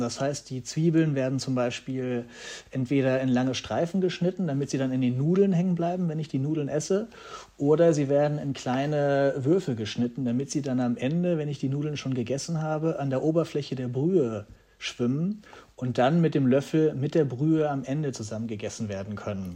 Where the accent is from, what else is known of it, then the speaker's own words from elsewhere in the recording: Hanover, Lower Saxony, Germany; now in Berlin, Germany; in meiner Heimatstadt Hannover